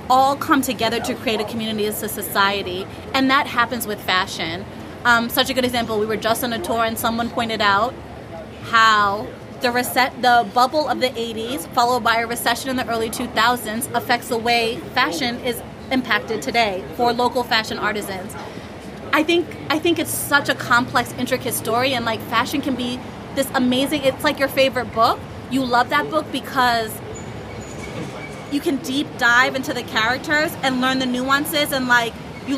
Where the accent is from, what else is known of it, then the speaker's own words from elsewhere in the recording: Florida, United States; also born or lived in Jamaica / Harlem, New York; now in New York, United States; I'm Jamaican. I grew up in Florida.